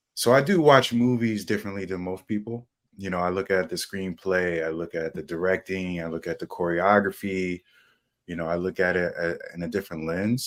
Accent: United States; New York, New Jersey area

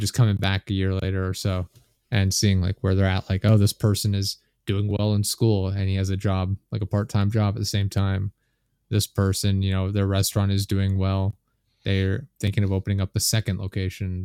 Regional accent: Pennsylvania, United States; I'm from Pennsylvania in the U S

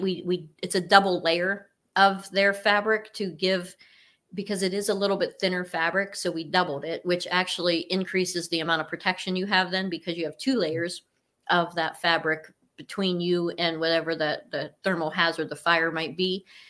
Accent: Cortland, Ohio, United States; I am from Cortland, Ohio, which is on the border of Pennsylvania

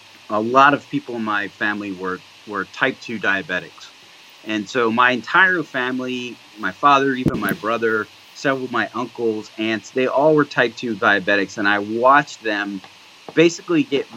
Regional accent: New Jersey, United States; moved away as an adult; also born or lived in Georgia; now in Pittsburgh, United States; I grew up on the East Coast in New Jersey

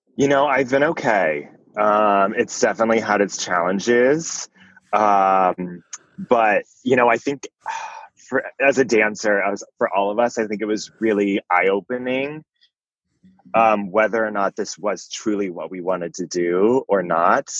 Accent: Fort Worth, Texas, United States; I grew up in Fort Worth, Texas

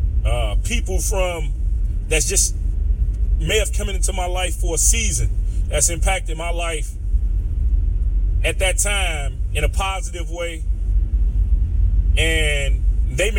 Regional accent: Chicago, Illinois, United States; I'm from Chicago

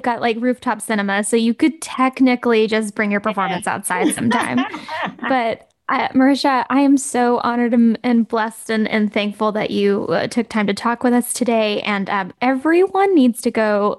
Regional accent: Southern US, Southern United States, United States; I know you're a Southern girl like me.

